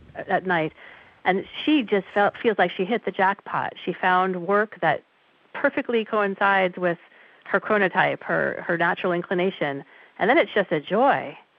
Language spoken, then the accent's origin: English; New York City, New York, United States; I grew up in New York City